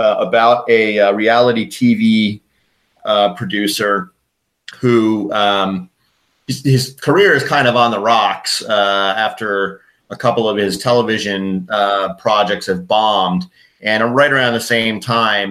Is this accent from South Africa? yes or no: no; Connecticut, United States; I grew up on the East Coast and in Connecticut, about half an hour from New York City